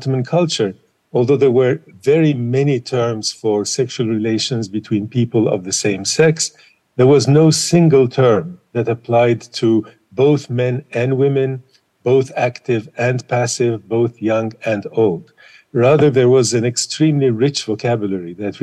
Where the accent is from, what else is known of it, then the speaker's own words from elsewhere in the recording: Istanbul, Turkey; now in United States; I was born in Istanbul in a long time ago.